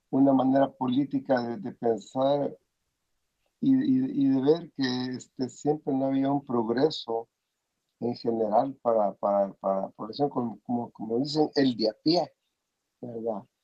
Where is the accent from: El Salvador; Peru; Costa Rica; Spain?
El Salvador; now in United States; si muchos salimos del Salvador